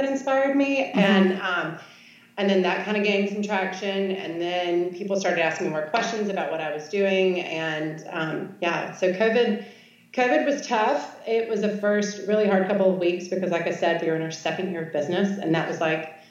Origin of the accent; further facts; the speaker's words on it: Charlotte, North Carolina, United States; also born or lived in Oxford, Mississippi / New York; now in Shreveport, United States; I grew up in Charlotte, North Carolina, and then by way of Oxford, Mississippi, and New York. Now I've ended up in Shreveport, Louisiana